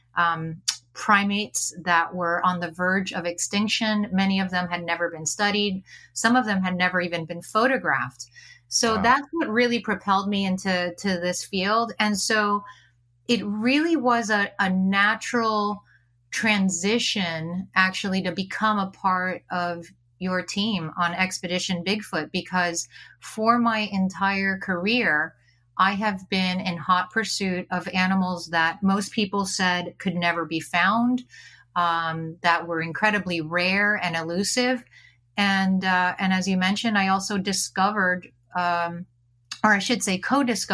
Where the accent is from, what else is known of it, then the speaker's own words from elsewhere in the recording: Miami, Florida, United States; I grew up in Miami, Florida, so not a lot of opportunities to explore nature